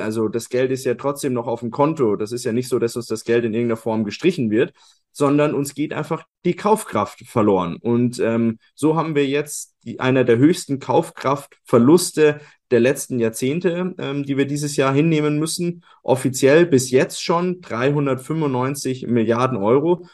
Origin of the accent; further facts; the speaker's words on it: Germany; bei uns in, in Deutschland